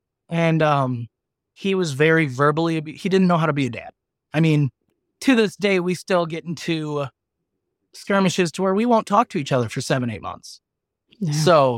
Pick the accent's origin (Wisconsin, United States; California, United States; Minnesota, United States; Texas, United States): Wisconsin, United States; Lynxville; I went back to my hometown area, which is Lynxville, Wisconsin. It's 124 people. There's 3 bars.